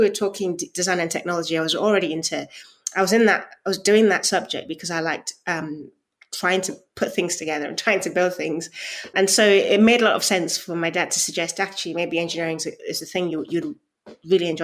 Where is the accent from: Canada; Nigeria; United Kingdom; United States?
Nigeria; I was born in Nigeria